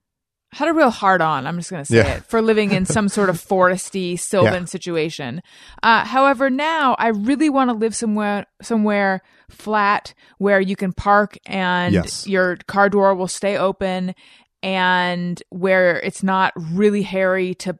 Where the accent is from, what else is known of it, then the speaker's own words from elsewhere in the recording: California, United States; I grew up in Orange County.